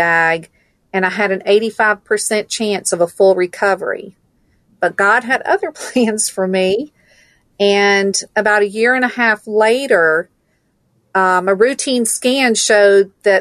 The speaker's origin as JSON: {"language": "English", "town": "Stone Mountain", "region": "Georgia", "country": "United States", "tie": "born or raised there", "also_born_or_lived": "Valdosta, Georgia"}